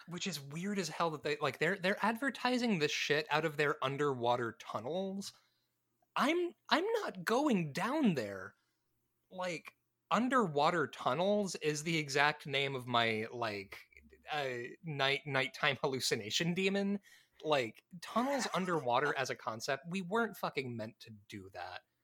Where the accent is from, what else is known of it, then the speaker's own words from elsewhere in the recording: Midwest, United States; moved away; also born or lived in Tennessee; I grew up in the Midwest